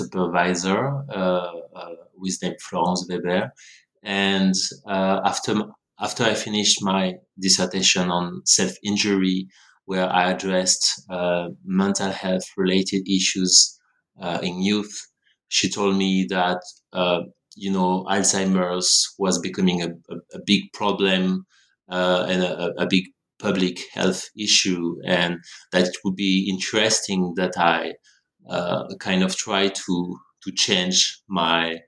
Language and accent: English; France; moved away as an adult; also born or lived in Montreal, Canada; now in Australia; I grew up in France, where I did my studies in sociology